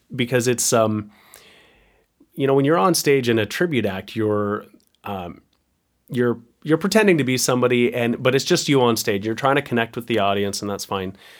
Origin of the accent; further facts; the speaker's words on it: Picton, Ontario, Canada; moved away as an adult; also born or lived in Waterloo, Ontario; I, I'm from Picton, where my parents live